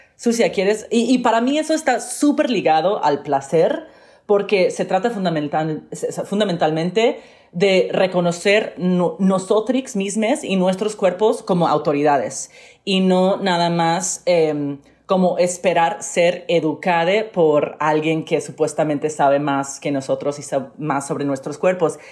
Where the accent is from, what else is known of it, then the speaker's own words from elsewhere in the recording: Miami, Florida, United States; yo crecí eh, en Miami, asistí a escuelas públicas